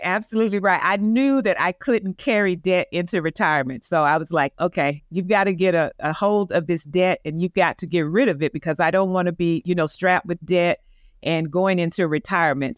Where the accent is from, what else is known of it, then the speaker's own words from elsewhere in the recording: Tampa, Florida, United States; now in Atlanta, United States; my hometown in Tampa